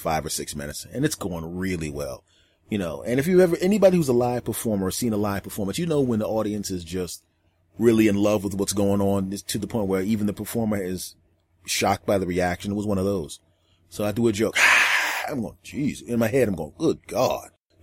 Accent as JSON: {"language": "English", "town": "Philadelphia", "region": "Pennsylvania", "country": "United States", "tie": "born or raised there", "said": "my hometown of Philadelphia"}